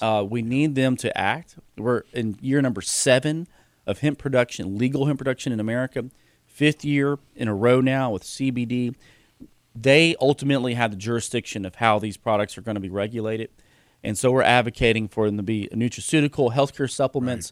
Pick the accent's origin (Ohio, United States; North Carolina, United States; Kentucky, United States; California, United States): Kentucky, United States; Georgetown; We have a company in Georgetown, my hometown